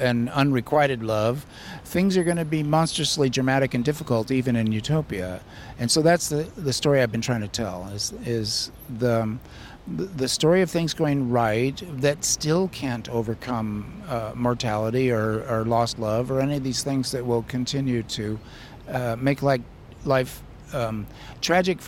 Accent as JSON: {"language": "English", "region": "Southern California", "country": "United States", "tie": "born or raised there", "lives_now": "Davis, United States", "said": "I grew up in suburbia in Southern California"}